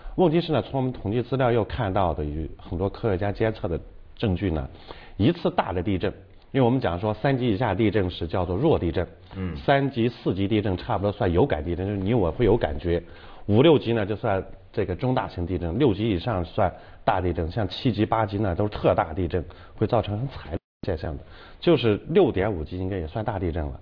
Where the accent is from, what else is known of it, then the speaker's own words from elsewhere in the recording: China; 我们中国人